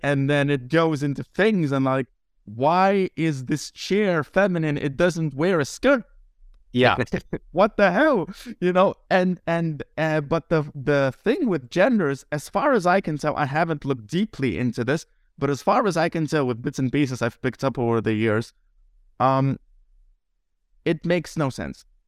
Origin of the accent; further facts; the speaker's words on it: Lithuania; first language Lithuanian; English is a second language; my native language, Lithuanian